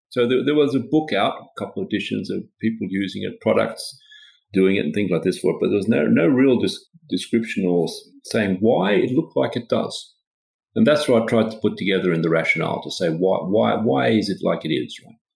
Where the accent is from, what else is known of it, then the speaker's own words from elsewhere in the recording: Australia; also born or lived in Sweden; now in Stockholm, Sweden; Well, I'm Swedish, but I, my, I grew up in Australia because my father was working there for a Swedish, Swedish company.